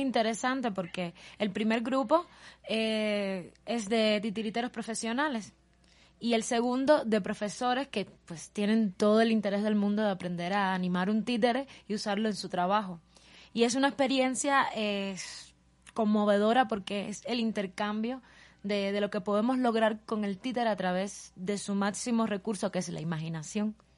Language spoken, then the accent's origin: Spanish; Guantánamo, Cuba; now in Havana, Cuba; soy cubana, eh, eh, nací en la ciudad de Guantánamo, en Cuba.